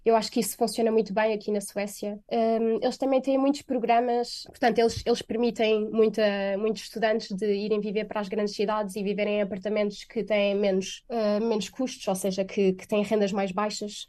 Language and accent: Portuguese; Portugal; moved away as an adult; also born or lived in Beijing, China; now in Stockholm, Sweden; sou franco-portuguesa, mas vivi a minha vida eh, quase toda em Portugal, portanto cresci em Portugal e estive em Portugal até aos meus 21 anos